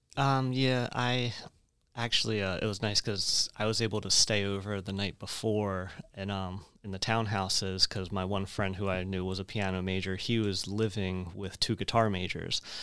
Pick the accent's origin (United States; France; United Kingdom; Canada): United States; Woodbury, New Jersey; I grew up in Woodbury, which is right down the road from, uh, from Rowan